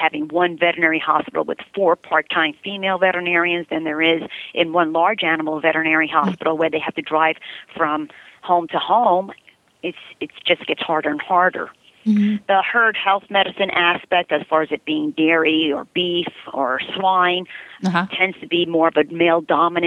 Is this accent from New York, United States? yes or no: yes; New York City, New York, United States; moved away as an adult; also born or lived in Ohio; now in Yorba Linda, United States; growing up in the Bronx